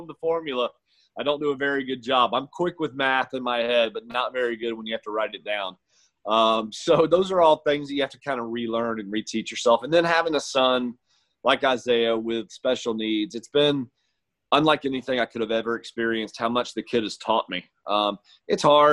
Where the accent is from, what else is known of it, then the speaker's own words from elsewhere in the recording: St. Augustine, Florida, United States; I grew up in St. Augustine, which is St. John's County